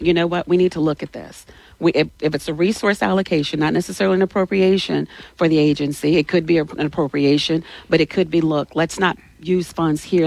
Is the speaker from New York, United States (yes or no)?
no; Alexandria, Louisiana, United States; now in Baton Rouge, United States; I'm from Louisiana, born and raised in Louisiana. I'm from Alexandria. I graduated from Alexandria Senior High.